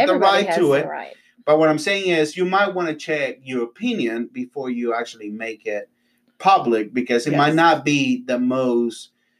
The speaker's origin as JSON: {"language": "English", "country": "Honduras", "moved": "yes", "lives_now": "United States", "said": "I'm from Honduras, but to a lot of people, I'm Mexican."}